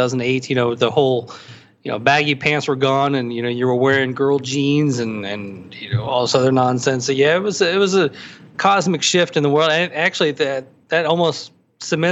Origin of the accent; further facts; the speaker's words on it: Hendersonville, Tennessee, United States; also born or lived in Nashville; now in Louisville, United States; I grew up in Hendersonville, graduated Hendersonville High School